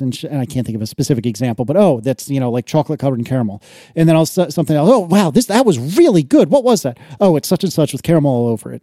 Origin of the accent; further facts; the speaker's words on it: United States; I'm American